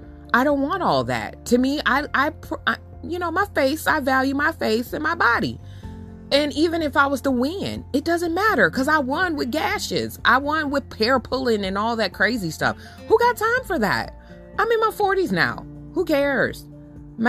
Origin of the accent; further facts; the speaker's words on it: United States; also born or lived in Sacramento, California / Benton Harbor, Michigan; I grew up in Sacramento and then I grew up in Benton Harbor, Michigan